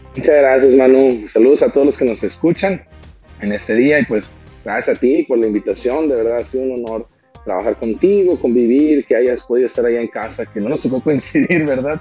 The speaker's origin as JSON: {"language": "Spanish", "town": "Monterrey", "region": "Nuevo León", "country": "Mexico", "tie": "born or raised there", "said": "yo nací eh, aquí en Monterrey, Nuevo León, México, el 29 de agosto del 88"}